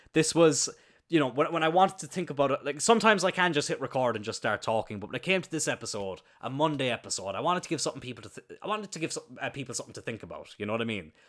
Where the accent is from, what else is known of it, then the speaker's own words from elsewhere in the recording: Cloyne, Munster, Ireland; I'm very proud of where I grew up. I'm very happy that I'm from Ireland